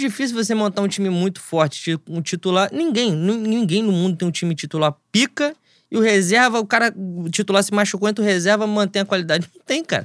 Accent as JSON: {"language": "Portuguese", "region": "Rio de Janeiro", "country": "Brazil", "said": "eu venho de, da Zona Oeste, Rio de Janeiro"}